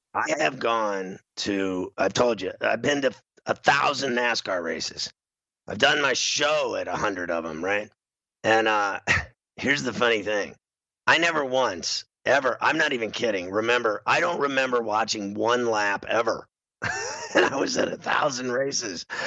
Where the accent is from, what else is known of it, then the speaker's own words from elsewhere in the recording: Pittsburgh, Pennsylvania, United States; I grew up in Pittsburgh my whole life